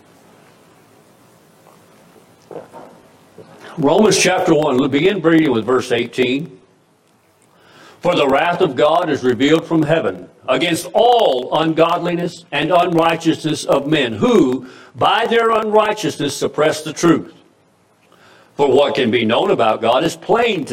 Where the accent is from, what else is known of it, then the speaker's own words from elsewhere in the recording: United States; the America I grew up